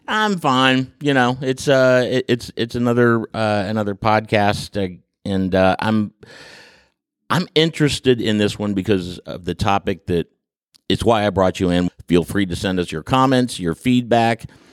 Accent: Huntington, West Virginia, United States; I grew up in the Huntington area

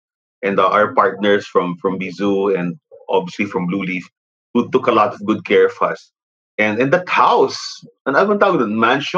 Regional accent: Philippines

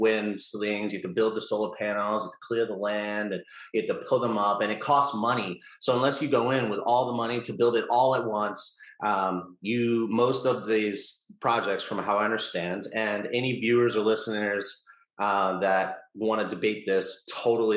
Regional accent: United States; as an American

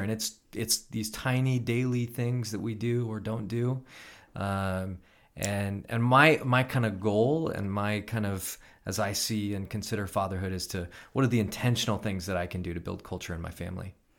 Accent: Elk Grove, California, United States; grew up in Elk Grove

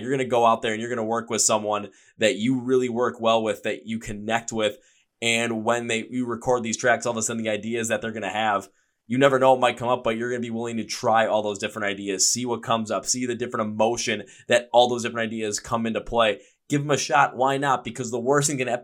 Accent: Midwest, United States; I am from the Midwest

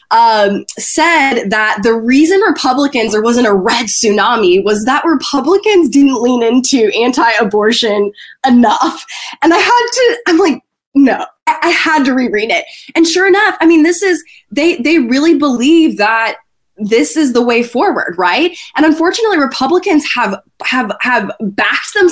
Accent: East Tennessee, United States; I grew up in East Tennessee

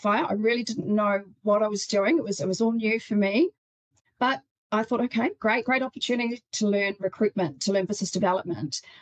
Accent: New Zealand; moved away as an adult; also born or lived in United Kingdom; now in Australia; I'm from New Zealand originally, and I've been in Australia for about 7 years

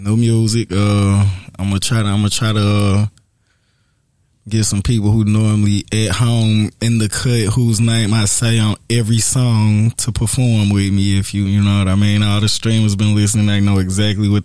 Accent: St. Louis, Missouri, United States; I'm from North County. I'm a county boy. You hear me? St. Louis, Missouri

